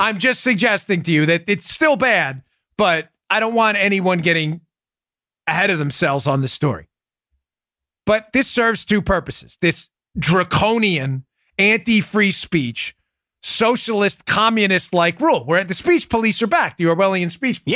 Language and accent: English; New York, United States; moved away; I grew up in New York